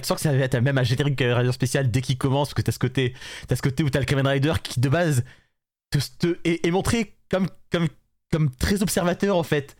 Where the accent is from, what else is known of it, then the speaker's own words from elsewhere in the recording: France; nous sommes français